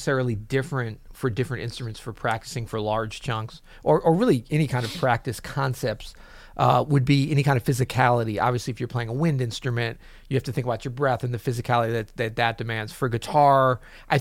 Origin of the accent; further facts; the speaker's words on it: Florida, United States; moved away; also born or lived in Louisiana; I'm from Florida. I lived in Louisiana. My parents from North Carolina